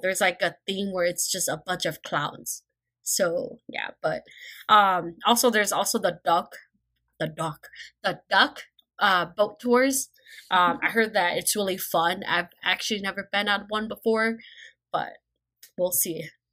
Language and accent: English; Midwest, United States; we're from the Mid-, Midwest